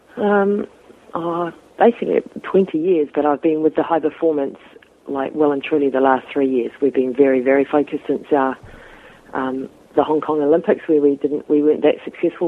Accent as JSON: {"language": "English", "region": "bottom of the North Island", "country": "New Zealand", "said": "I'm from the North Island, which is um, you know New Zealand's two parts. So it's the bottom of the North Island"}